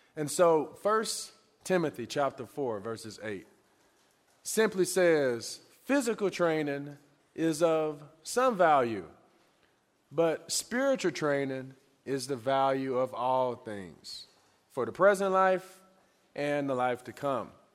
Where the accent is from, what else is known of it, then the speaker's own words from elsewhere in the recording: Pine Bluff, Arkansas, United States; moved away; also born or lived in Lincoln, Nebraska; I'm originally from Pine Bluff, Arkansas